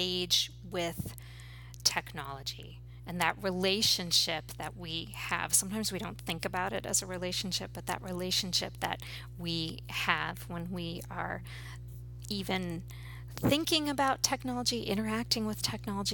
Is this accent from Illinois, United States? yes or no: no; outside of Ann Arbor, Michigan, United States; moved away as an adult; also born or lived in New York City; now in Hudson Valley, United States; I grew up outside of Ann Arbor